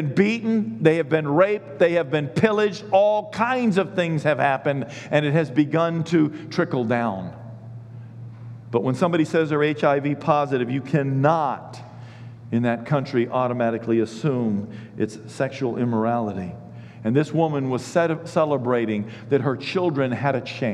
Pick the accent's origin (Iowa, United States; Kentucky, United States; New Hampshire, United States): Kentucky, United States; Richmond; I'm from Kentucky